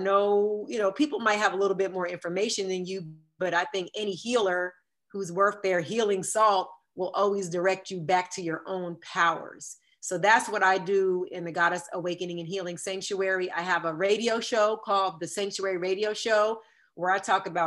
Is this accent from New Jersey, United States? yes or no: yes; Jersey Shore, New Jersey, United States; my town that I grew up in on the Jersey Shore